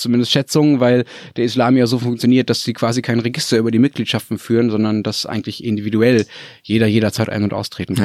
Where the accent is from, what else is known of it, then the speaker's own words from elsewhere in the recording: Germany; Ich als Flachlanddeutsche